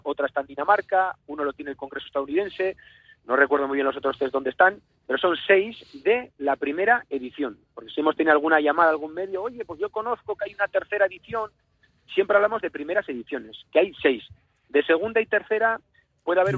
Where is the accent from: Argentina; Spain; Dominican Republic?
Spain; somos los vasquitos o los navarricos